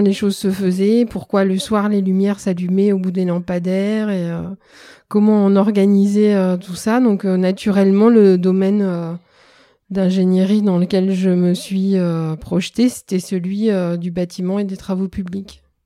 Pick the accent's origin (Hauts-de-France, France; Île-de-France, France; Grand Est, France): Hauts-de-France, France; Roubaix; also born or lived in Lyon; j'ai grandi à Roubaix